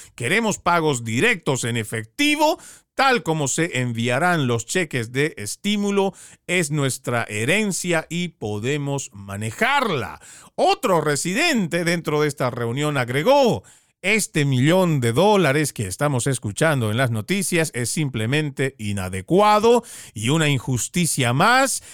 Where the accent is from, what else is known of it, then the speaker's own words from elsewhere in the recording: Bolivia; also born or lived in Florida; now in United States; Yo vengo de Bolivia